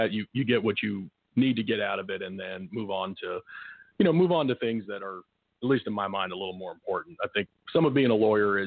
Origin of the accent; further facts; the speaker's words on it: Tulsa, Oklahoma, United States; also born or lived in Afghanistan; grew up in Oklahoma for the most part